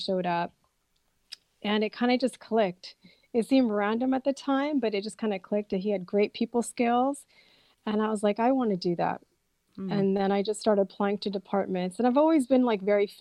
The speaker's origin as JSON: {"language": "English", "town": "Fremont", "region": "California", "country": "United States", "tie": "born or raised there", "also_born_or_lived": "Birmingham, England / Union City, California", "said": "I grew up in Fremont, pretty much went to elementary school, junior high, and high school in Fremont"}